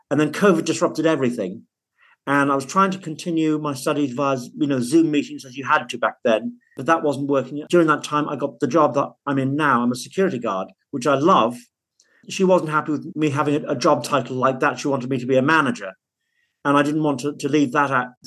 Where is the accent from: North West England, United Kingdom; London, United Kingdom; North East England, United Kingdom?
North West England, United Kingdom; Liverpool; born there; also born or lived in Cumbria; now in Manchester, United Kingdom; Well, actually, I was born in Liverpool, so that's a little bit quiet.